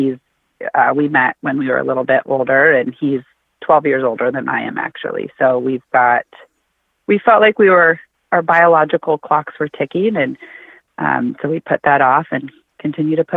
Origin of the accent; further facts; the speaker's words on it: Washington, United States; also born or lived in Cincinnati; I grew up here in Washington State